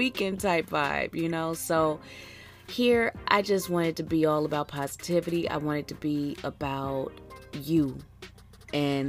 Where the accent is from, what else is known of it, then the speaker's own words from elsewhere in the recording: Philadelphia, Pennsylvania, United States; now in Houston, United States; I'm from Philly